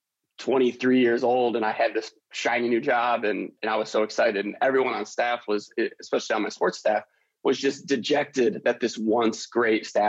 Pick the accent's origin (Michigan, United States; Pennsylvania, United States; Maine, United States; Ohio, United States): Michigan, United States; Detroit; I grew up in Detroit